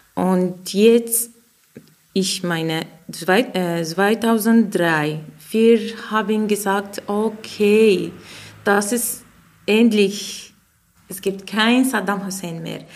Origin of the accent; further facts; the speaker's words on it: Iraq; German is a second language; moved away; ich komme aus dem Irak